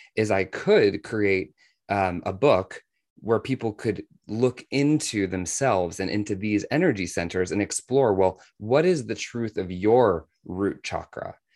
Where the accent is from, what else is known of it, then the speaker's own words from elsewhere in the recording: Washington, District of Columbia, United States; I was, uh, actually born in Washington, D C